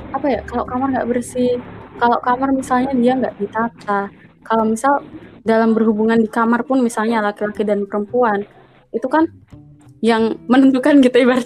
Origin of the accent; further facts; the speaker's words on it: Java, Indonesia; karena kan saya orang Jawa nih bang. Kalau di Jawa tuh sebenarnya